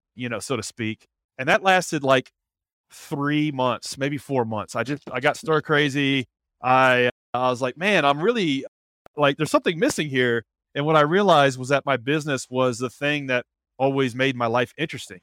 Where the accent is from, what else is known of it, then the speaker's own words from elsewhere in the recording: Nashville, Tennessee, United States; born and raised in Nashville, lived here all my life